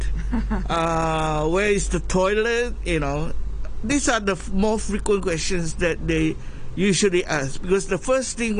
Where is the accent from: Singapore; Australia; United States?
Singapore; moved away as an adult; now in Hong Kong; the original place that I come from is from Singapore. Educated and born there